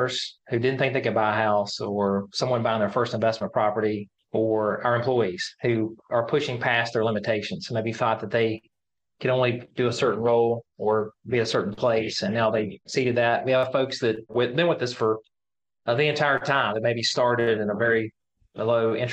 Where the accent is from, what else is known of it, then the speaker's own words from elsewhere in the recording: Alleghany County, Virginia, United States; the three of us know each other since we were kids and growing up in Allegheny County, Virginia. That's our county